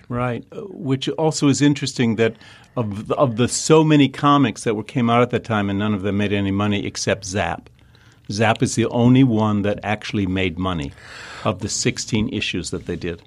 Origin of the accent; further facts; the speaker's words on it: Detroit, Michigan, United States; moved away; also born or lived in New York / Chicago / Kansas City; growing up in Detroit